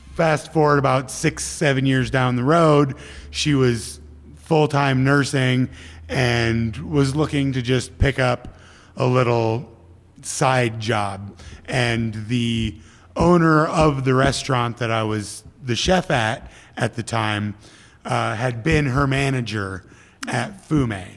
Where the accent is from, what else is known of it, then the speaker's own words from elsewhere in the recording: Midwest, United States; moved away as an adult; also born or lived in Minneapolis; now in California, United States; I grew up grew up in the Midwest with harsh winters for you know 24 years of my life at that point